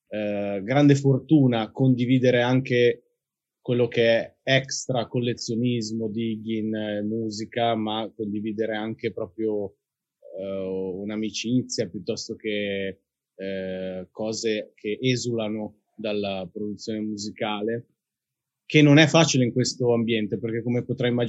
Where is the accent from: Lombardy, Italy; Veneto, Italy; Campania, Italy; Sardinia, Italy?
Lombardy, Italy; Milan; però sì, bazzico molto, ma io sono di Milano e credo che lo sarò per sempre.